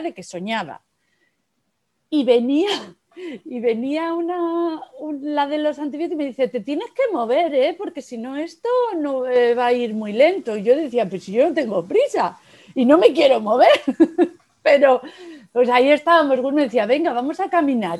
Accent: Almería, Andalusia, Spain; Yo nací en Almería

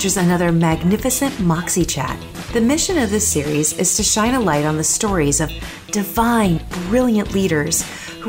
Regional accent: Minnesota, United States; live in Minneapolis, Minnesota. Yep, my home state

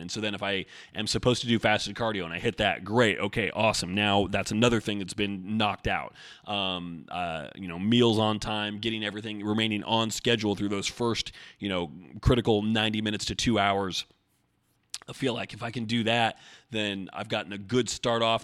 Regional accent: Oregon, United States; I grew up in Oregon

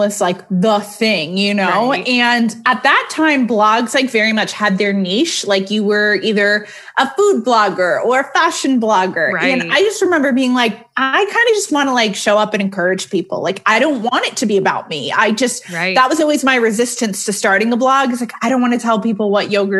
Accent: Connecticut, United States; now in Atlanta, United States; I'm originally from Connecticut. East Coaster.

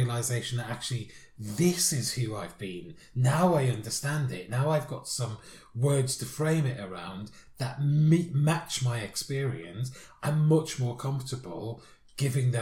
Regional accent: United Kingdom; Being British

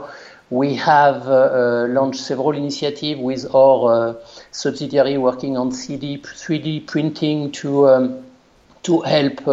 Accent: Le Mans, Pays de la Loire, France; accent: French; English is a second language; moved away as an adult; now in North America; I was born in Le Mans. My family is living in Le Mans and close to Le Mans

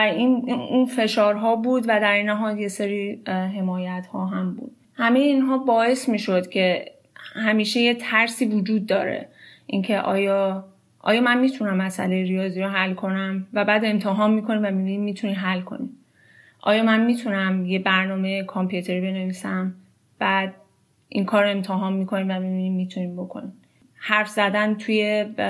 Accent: Iran; moved away as an adult; now in United States; من الان هشت ساله که از ایران مهاجرت کردم لیسانس هم رو تو ایران خوندم

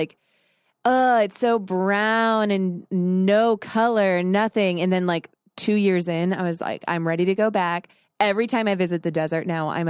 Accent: Arizona, United States; I grew up in Arizona, so I'm a like desert girl through and through.

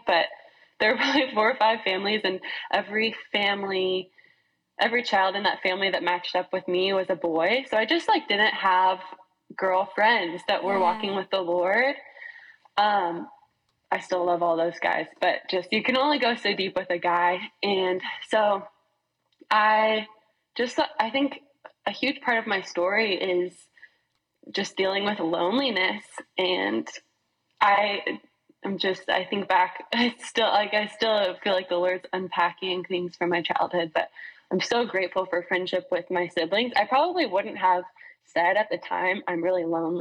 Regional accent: Boston, Massachusetts, United States; moved away as an adult; also born or lived in Texas; now in Waco, United States; I actually grew up in Boston, and moved here to go to Baylor

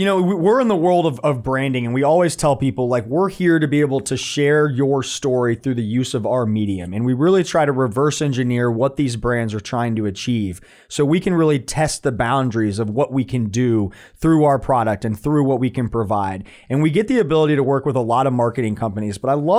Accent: Winter Park, Florida, United States; born there; I was born in Winter Park, Florida. My parents were characters at Walt Disney World.

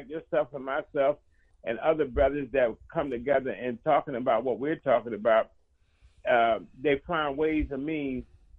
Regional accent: Philadelphia, Pennsylvania, United States; When I look at the black community, born and raised in North Philadelphia

